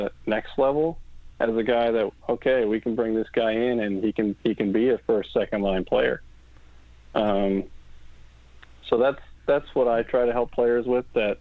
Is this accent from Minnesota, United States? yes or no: yes; Minnesota, United States; everyone growing up in Minnesota, you see the Minnesota State High School Tournament, and that's like the dream. I mean, I dreamed of playing in that.